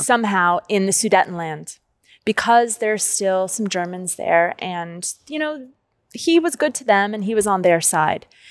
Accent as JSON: {"language": "English", "town": "Los Angeles", "region": "California", "country": "United States", "also_born_or_lived": "Japan", "moved": "as an adult", "lives_now": "Prague, Czechia", "said": "I'm from Los Angeles"}